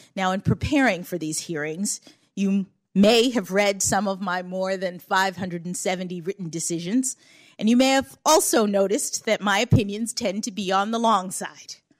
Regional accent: Washington, District of Columbia, United States; born or raised there

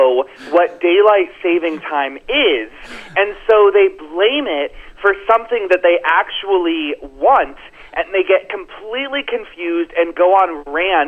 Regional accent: Florida, United States; my home state of Florida

